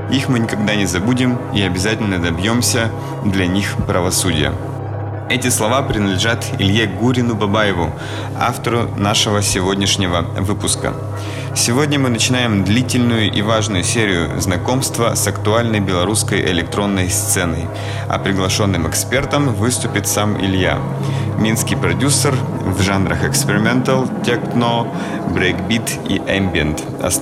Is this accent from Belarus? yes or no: yes; Belarus; Я горд, что я белорус, и я горд всеми белорусами